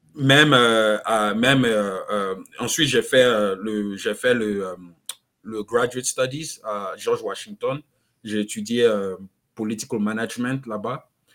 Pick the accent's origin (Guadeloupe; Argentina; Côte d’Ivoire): Côte d’Ivoire; Abidjan; moved away as an adult; also born or lived in Nairobi, Kenya; now in United States; je suis né, j'ai grandi en Côte d'Ivoire, à Abidjan